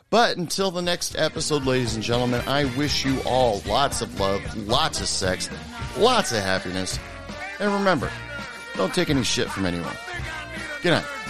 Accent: Oregon, United States; I grew up in Oregon and the Pacific Ocean

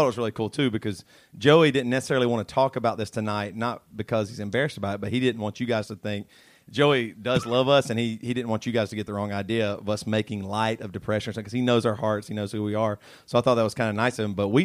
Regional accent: Charleston, South Carolina, United States; I'm from Charleston, South Carolina.

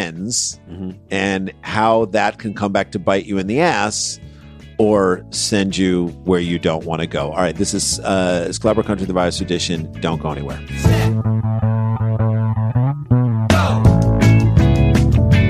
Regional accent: St. Louis, Missouri, United States; the house we grew up in St. Louis

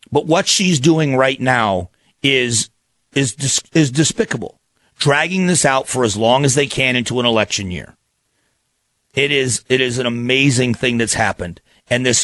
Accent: Phoenix, Arizona, United States; I'm from Phoenix, Arizona. Happy to be here.

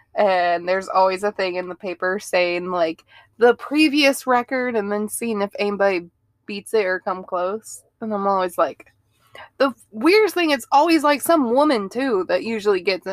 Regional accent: Ohio, United States; moved away; I grew up in Ohio

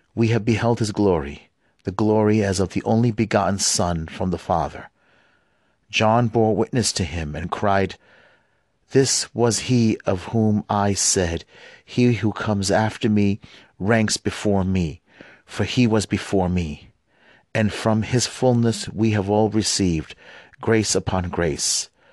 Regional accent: United States; also born or lived in West Bank; I was born here in the United States.

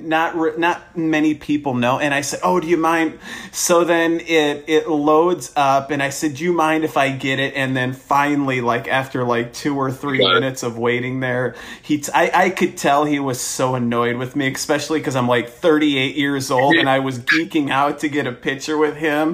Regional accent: Iowa, United States; I'm from Iowa. I used to coach at Dubuque Hempstead

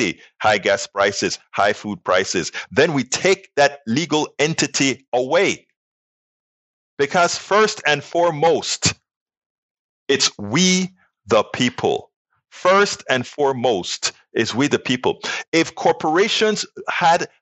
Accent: United States; we as American citizens

